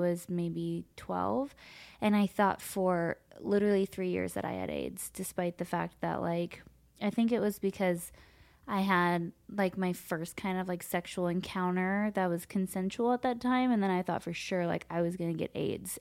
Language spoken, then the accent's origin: English; Los Angeles, California, United States; I grew up here in Los Angeles.